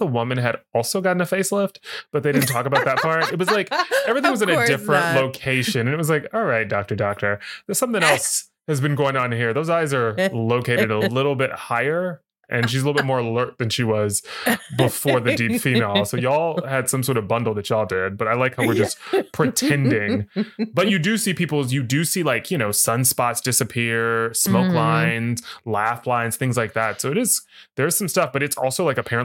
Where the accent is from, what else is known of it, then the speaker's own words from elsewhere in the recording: the South, United States; accent: southern; that's my southern accent